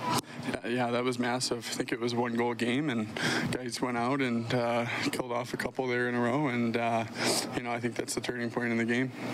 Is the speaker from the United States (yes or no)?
yes; United States; being American, growing up, going to college games